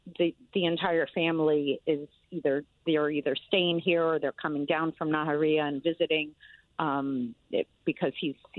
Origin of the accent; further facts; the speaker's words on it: Stamford, Connecticut, United States; moved away as an adult; now in Israel; I moved to Stamford in 1972 when I was in second grade. I went to Riverbank High School. Riverbank Elementary. And then I went to Clunan Middle School. And then I went to West Hill for high school and graduated West Hill